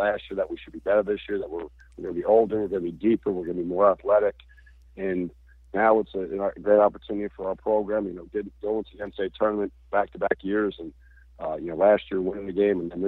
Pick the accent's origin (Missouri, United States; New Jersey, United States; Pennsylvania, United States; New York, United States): New Jersey, United States; West Orange; now in Fort Myers, United States; growing up in New Jersey